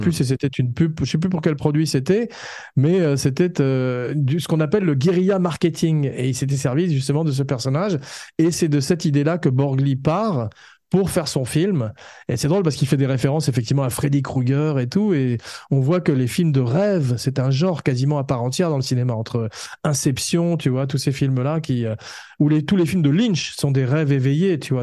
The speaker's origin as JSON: {"language": "French", "country": "France", "said": "comme on est français"}